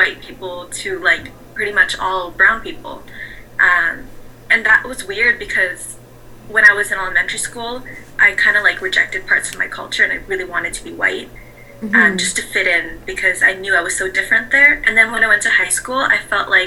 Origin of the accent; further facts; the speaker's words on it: Vancouver, British Columbia, Canada; I was raised in Vancouver